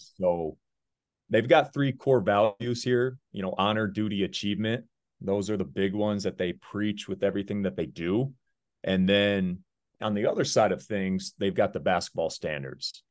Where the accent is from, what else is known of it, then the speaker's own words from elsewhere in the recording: Deckerville, Michigan, United States; moved away as an adult; also born or lived in Virginia / Arizona; I was born in Virginia, but I grew up in a small town, Deckerville, Michigan